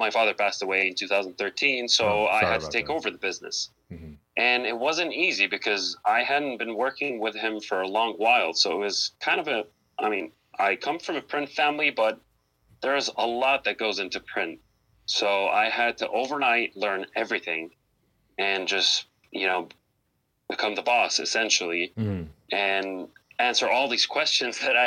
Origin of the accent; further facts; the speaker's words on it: Beirut, Beirut Governorate, Lebanon; moved away as an adult; now in Cleveland, United States; I was born in Cleveland, but I was raised in Beirut, Lebanon. You know, I grew up over there, spent all of my adult years and childhood over there